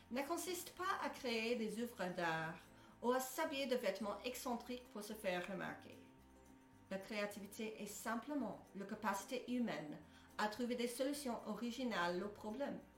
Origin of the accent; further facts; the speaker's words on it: United States; French is a second language; moved away as an adult; now in Belgium; Je suis américaine. Je sais, c'est étonnant, hein? mais j'ai émigré en Belgique en 2010